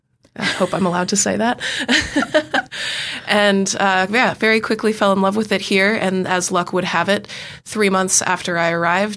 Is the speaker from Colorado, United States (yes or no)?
no; San Francisco, California, United States; moved away as an adult; now in Dunedin, New Zealand; I am from San Francisco, California, very happily so. And while I loved it there, I'm quite loving it in Dunedin and happy to stay.